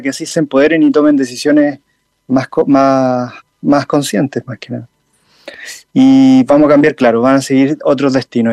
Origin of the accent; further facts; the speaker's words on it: Linares, Maule, Chile; also born or lived in Talcahuano; en la localidad Linares, donde yo nací